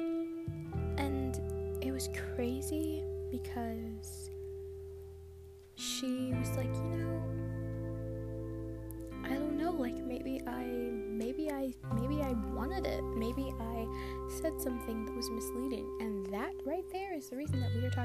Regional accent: Ontario, Canada; I'm from Canada, I'm from Ontario

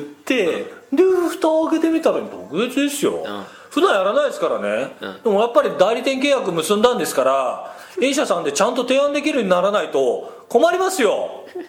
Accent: Nagano, Japan; now in Tokyo, Japan; 私生まれも育ちも長野県長野市

